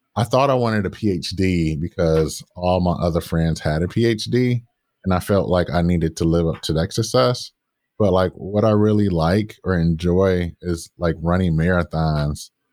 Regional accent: Detroit, Michigan, United States; growing up in Detroit

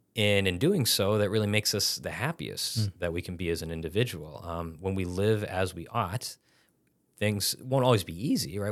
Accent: Massachusetts, United States; I'm from Massachusetts originally

